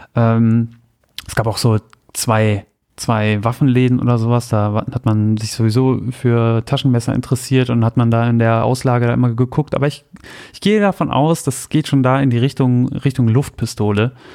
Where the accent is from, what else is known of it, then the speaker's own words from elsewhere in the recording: Soltau, Lower Saxony, Germany; Bei mir zu Hause in Soltau